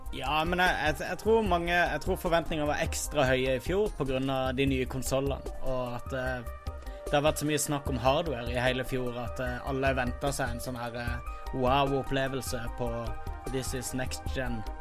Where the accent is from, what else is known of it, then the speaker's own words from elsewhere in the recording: Kristiansand, Agder, Norway; moved away; jeg er hjemme i Kristiansand